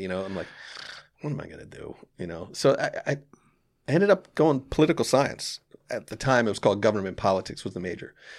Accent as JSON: {"language": "English", "town": "Lawrenceville", "region": "New Jersey", "country": "United States", "tie": "born or raised there", "also_born_or_lived": "Orange, New Jersey", "said": "I grew up in Lawrenceville, which is much different"}